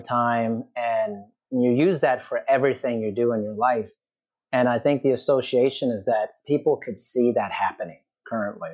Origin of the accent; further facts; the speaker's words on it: United States; growing up in America